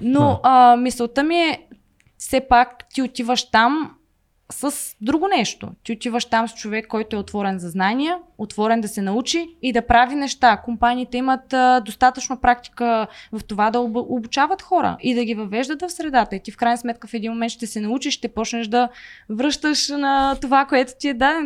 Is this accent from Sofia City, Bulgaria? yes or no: no; Veliko Tarnovo, Veliko Tarnovo Province, Bulgaria; аз не съм от София, аз съм от Велико Търново и в момента, в който завърши гимназия